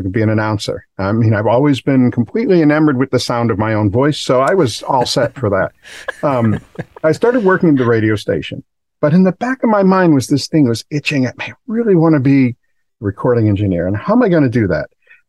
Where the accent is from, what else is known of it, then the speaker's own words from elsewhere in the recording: Milford, Massachusetts, United States; now in Miami, United States; Originally, I'm from Milford, Massachusetts. I've lived in Miami here for 25 plus years.